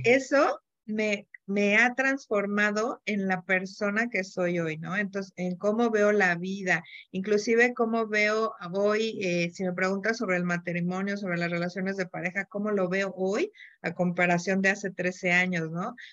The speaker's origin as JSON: {"language": "Spanish", "region": "Mexico City", "country": "Mexico", "moved": "as an adult", "lives_now": "Querétaro, Mexico", "said": "Yo soy de la Ciudad de México"}